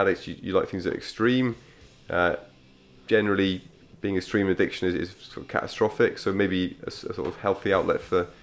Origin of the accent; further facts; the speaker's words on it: Cardiff, Wales, United Kingdom; also born or lived in London / United States; I grew up mainly in Cardiff.